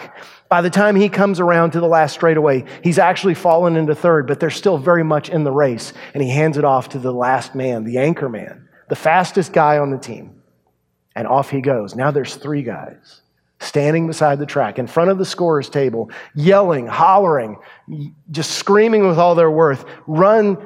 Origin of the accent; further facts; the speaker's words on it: Yoakum, Texas, United States; my hometown, Yoakum, Texas